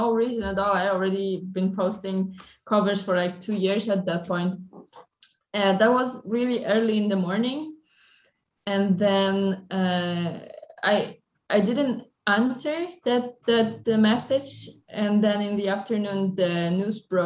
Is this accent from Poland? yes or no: yes; Poland; I'm from Poland